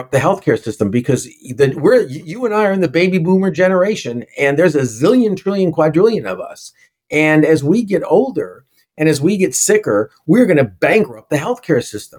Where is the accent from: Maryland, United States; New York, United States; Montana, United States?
New York, United States; New York City; I'm a New Yorker